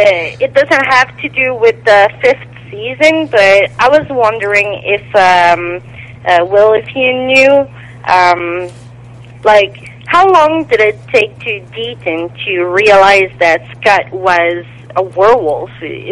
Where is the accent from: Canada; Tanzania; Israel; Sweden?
Canada; Quebec; from Quebec, Canada.